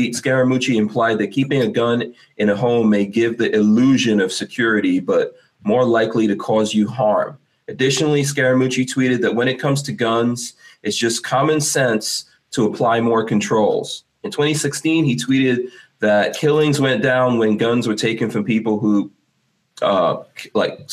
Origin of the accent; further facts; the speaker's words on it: New York City, New York, United States; moved away; also born or lived in Guyana; I'm a New Yorker before anyone like gets mad about it. I grew up in New York, but I left